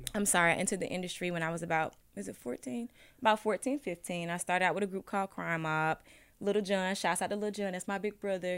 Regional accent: Ellenwood, Georgia, United States; I was from Ellenwood

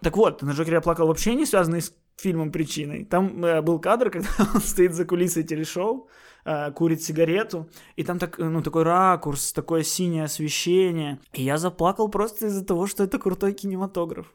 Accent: Odesa, Odesa Oblast, Ukraine; now in Kyiv, Ukraine; я все-таки городской, я из Одессы

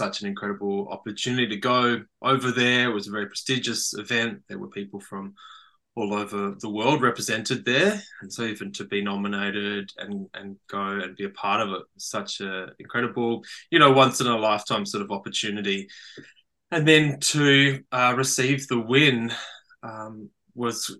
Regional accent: Australia; as a man growing up in Australia

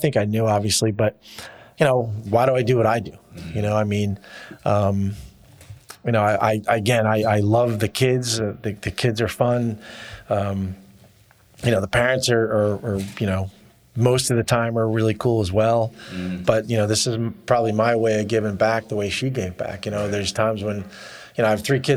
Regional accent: New Jersey, United States; I'm from New Jersey

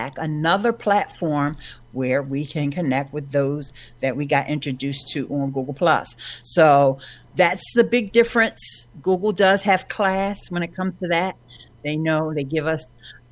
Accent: Philadelphia, Pennsylvania, United States; I've born and raised here in Philadelphia

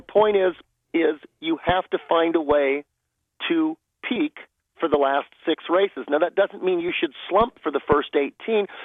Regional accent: Los Angeles, California, United States; I grew up in the San Fernando Valley, uh, about uh, 45 miles from Pomona

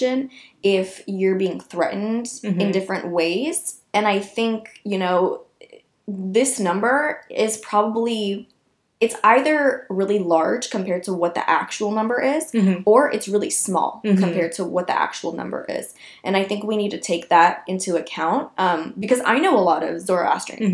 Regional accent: Iran; moved away; I was born in Iran

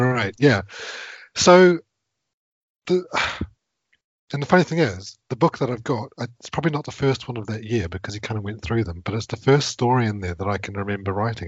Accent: New Zealand; moved away as an adult; now in United Kingdom; I grew up in New Zealand

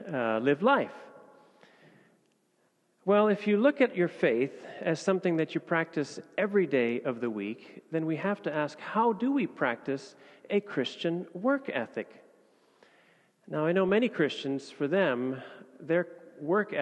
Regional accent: Indonesia; moved away as an adult; now in Copenhagen, Denmark; I was born and raised in Indonesia

